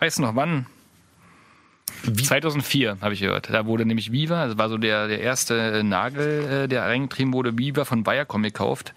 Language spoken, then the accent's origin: German; Saxony, Germany; accent: Saxon; man hört es vielleicht an meinem sächsischen Akzent.